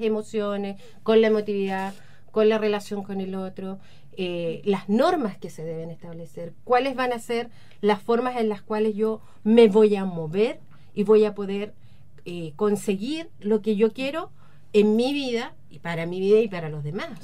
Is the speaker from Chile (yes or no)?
yes; Chile; los ciudadanos que estamos acá y que somos chilenos